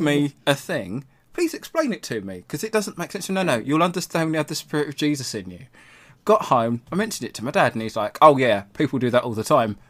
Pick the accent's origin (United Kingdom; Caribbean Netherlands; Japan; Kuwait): United Kingdom; England; we're English